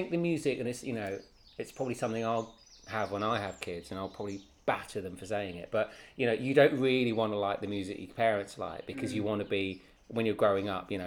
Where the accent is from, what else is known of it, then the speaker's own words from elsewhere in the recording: Welsh, Wales, United Kingdom; we're Welsh